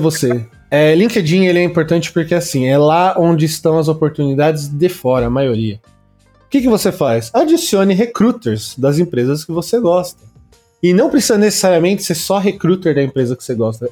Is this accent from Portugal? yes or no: no; Santo André, São Paulo, Brazil; eu falo de São Paulo porque eu sou de Santo André, mas é São Paulo